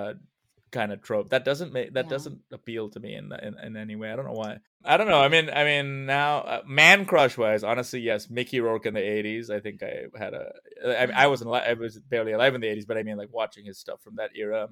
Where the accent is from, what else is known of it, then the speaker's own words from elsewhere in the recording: India; moved away; I grew up in India